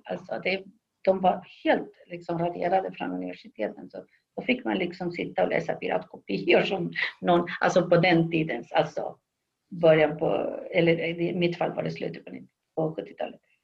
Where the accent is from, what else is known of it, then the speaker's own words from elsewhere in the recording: Chile; Swedish is a second language; moved away as an adult; also born or lived in Sweden / Uppsala, Sweden; now in Los Angeles, United States; men inte i Sverige utan i Chile där jag kommer ifrån. Jag avslutade gymnasiet